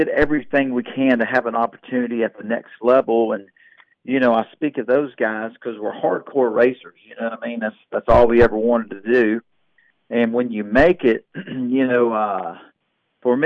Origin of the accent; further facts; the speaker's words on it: Houston, Texas, United States; growing up in Houston, Texas